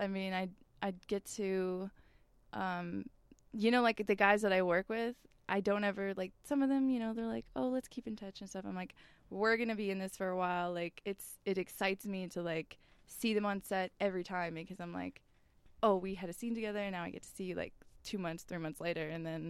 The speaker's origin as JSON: {"language": "English", "region": "California", "country": "United States", "said": "I was from California, so it just didn't really make sense either to be with an agent that was in Miami when I was from California and stuff."}